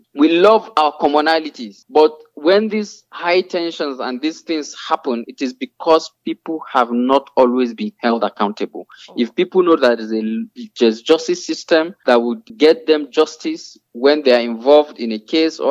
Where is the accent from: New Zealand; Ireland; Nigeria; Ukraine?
Nigeria; Nigerians are smart people. We thrive in whatever environment we find ourselves.